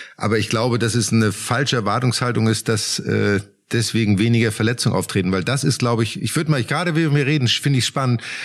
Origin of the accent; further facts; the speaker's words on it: Germany; bei uns in Deutschland